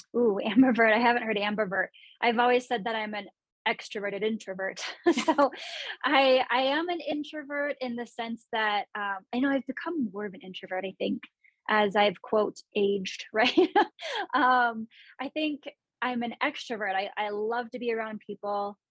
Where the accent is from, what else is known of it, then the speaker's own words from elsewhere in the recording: San Luis Obispo and Santa Cruz, California, United States; moved away as an adult; also born or lived in Bay Area; now in Denver, United States; I grew up in San Luis Obispo and Santa Cruz